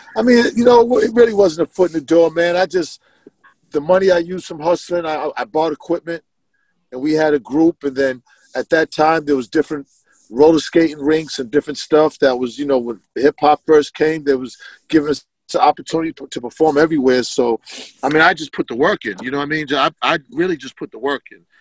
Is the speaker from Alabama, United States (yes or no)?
no; Boston, Massachusetts, United States; born or raised there